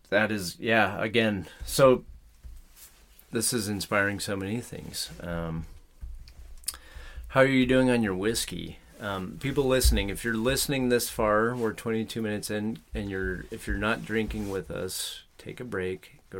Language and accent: English; Bakersfield, California, United States; I'm from Bakersfield.